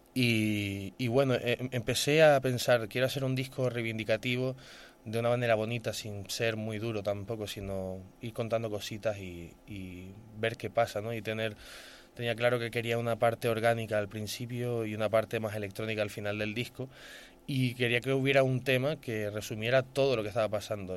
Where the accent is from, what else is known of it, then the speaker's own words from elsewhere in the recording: Gran Canaria, Canary Islands, Spain; soy de Gran Canaria